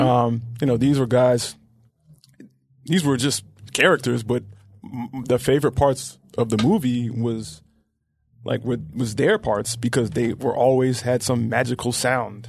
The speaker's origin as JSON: {"language": "English", "town": "Memphis", "region": "Tennessee", "country": "United States", "tie": "born or raised there", "said": "I grew up in Orange Mound"}